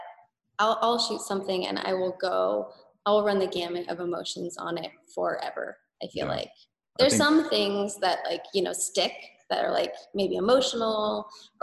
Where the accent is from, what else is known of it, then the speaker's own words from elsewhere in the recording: Riverside County, Southern California, United States; I grew up in Southern California, like an hour and a half southeast of LA, like Riverside County